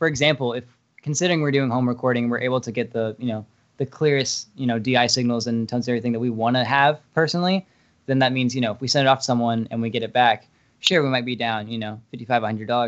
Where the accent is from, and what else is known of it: Fairfax, Virginia, United States